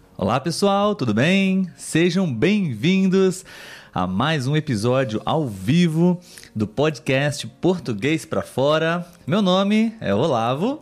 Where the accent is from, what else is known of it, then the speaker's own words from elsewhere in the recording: Brazil; como nós brasileiros aqui